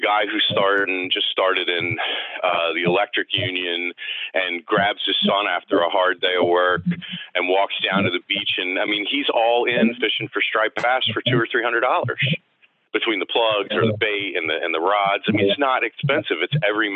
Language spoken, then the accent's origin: English; the South, United States; now in Chesapeake Bay, United States; I'm from the South.